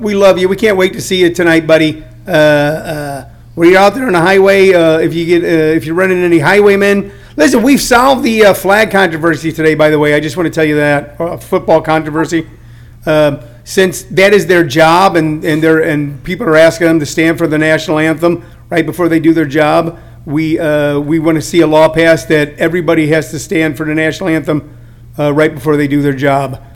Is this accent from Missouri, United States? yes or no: yes; St. Louis, Missouri, United States; moved away; also born or lived in California; I grew up in uh, in St. Louis, Missouri, and then moved to California